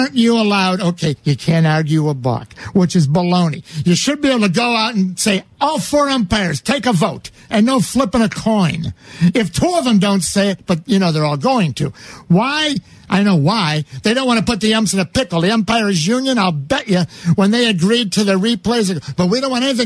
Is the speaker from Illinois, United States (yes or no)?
yes; La Grange Park, Illinois, United States; I grew up in LaGrange Park.